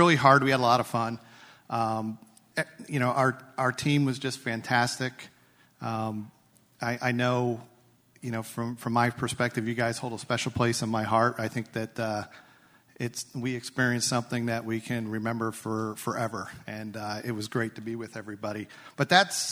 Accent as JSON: {"language": "English", "country": "United States", "said": "I'm an American"}